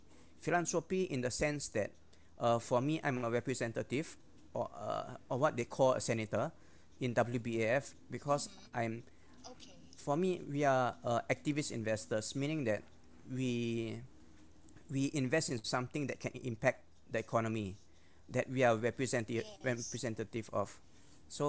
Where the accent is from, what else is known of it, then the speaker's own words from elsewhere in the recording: Singapore; I'm full Singaporean